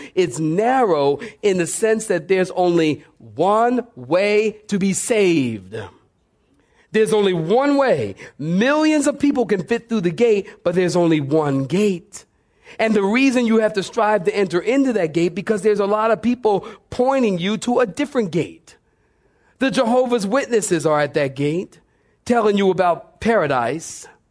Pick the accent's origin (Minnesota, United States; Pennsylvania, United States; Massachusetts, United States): Pennsylvania, United States; Philadelphia; moved away; also born or lived in Oceanside, California; I am from Philadelphia, and my father is a drug dealer